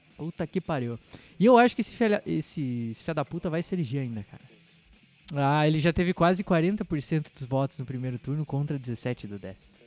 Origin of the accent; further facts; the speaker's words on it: Santa Catarina, Brazil; a gente é catarinense